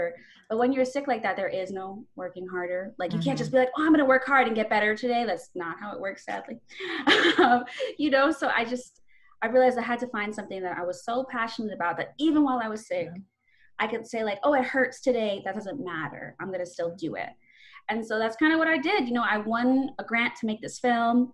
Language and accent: English; New York City, New York, United States; also born or lived in Bronx, New York; I'm from Brooklyn, New York. That's where I grew up